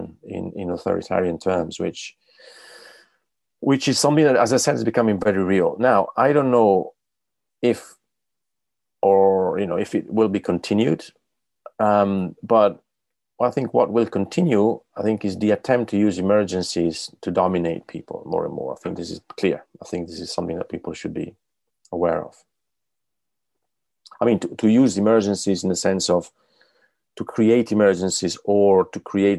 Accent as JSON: {"language": "English", "country": "Italy", "moved": "yes", "said": "I'm from Italy"}